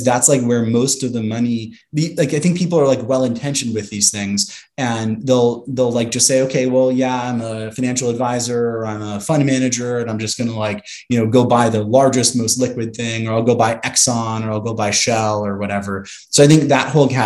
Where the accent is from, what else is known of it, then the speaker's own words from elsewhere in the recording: Santa Monica, California, United States; I'm from Santa Monica, California